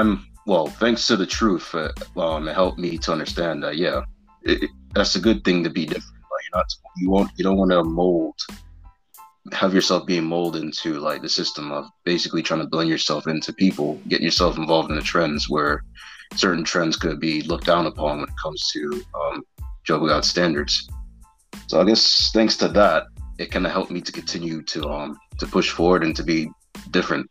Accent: United States; growing up in the States, me being different in the sense of like the way I dress or the way I speak

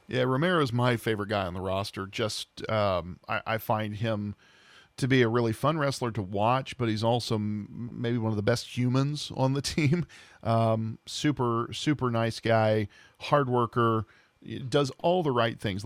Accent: Southern Ohio, United States; born and raised in Southern Ohio

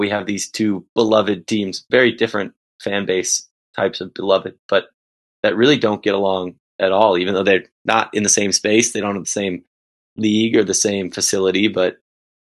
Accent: Chicago, Illinois, United States; just something we grew up with in Chicago

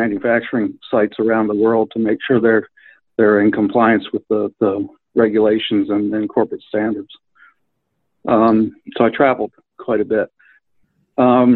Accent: Wilmington, Delaware, United States; moved away as an adult; also born or lived in Alabama; now in Syracuse, United States; I'm originally from Wilmington, Delaware, and moved to Alabama when I was 18 with my parents

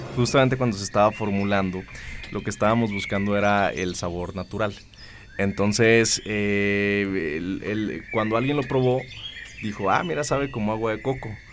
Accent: Mexico; imagínense los, mexicanos, qué curiosos somos

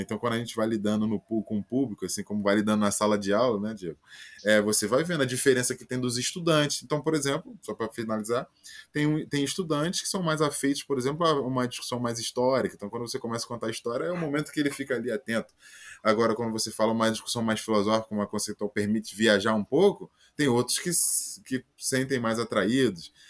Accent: Baixada Fluminense, Rio de Janeiro, Brazil; eu sou original da Baixada Fluminense, aqui no Rio de Janeiro, né?

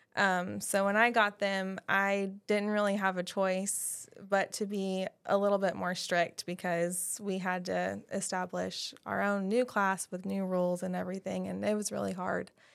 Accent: Guthrie, Oklahoma, United States; I grew up in Guthrie, so I went to all the other schools

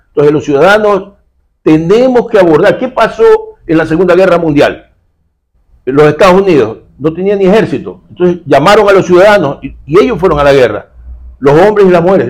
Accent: Guayaquil, Guayas, Ecuador; Eso somos los guayaquileños

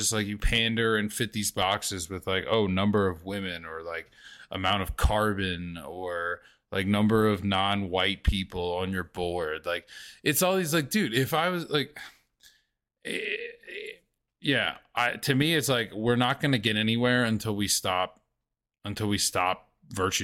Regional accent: the South, United States; I grew up in the South

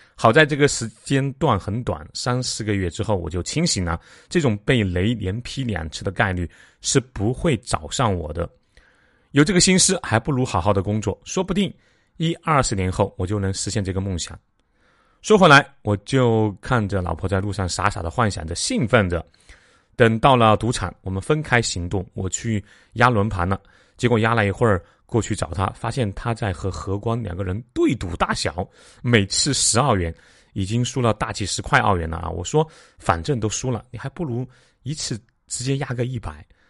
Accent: China; 我们中国人

